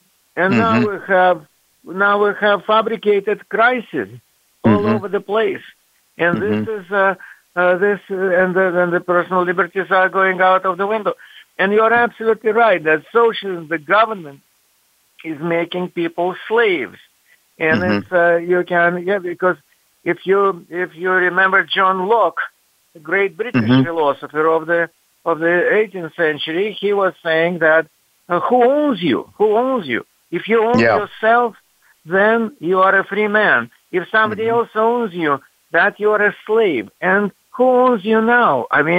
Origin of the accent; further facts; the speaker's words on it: Russia; I have a pretty bizarre background. I was raised in the Soviet Union and royally brainwashed there.